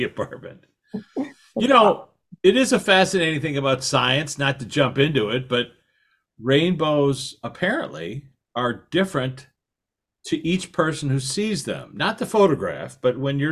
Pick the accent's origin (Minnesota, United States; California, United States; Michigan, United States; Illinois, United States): Illinois, United States; Chicago; now in Los Angeles, United States; where I grew up in Chicago